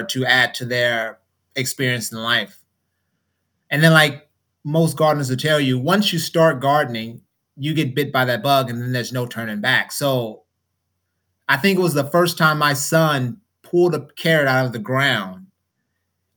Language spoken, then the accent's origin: English; Oakland, California, United States; now in Georgia, United States; I'm from Oakland, so I had no relationship with land at all as far as growing